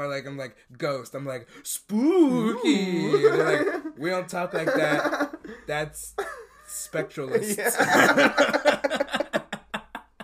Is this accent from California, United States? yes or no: no; Milwaukee, Wisconsin, United States; I'm from Milwaukee